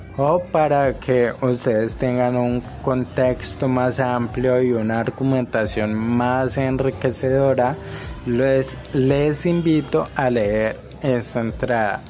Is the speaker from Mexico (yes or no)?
no; Cali, Valle del Cauca, Colombia; soy de Cali, Colombia.